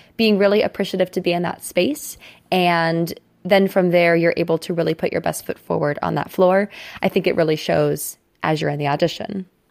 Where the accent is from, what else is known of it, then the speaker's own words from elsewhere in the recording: Cincinnati, Ohio, United States; also born or lived in New York City; now in Houston, United States; I am actually from Cincinnati, Ohio, and right now I split my time between Houston, Texas, and New York City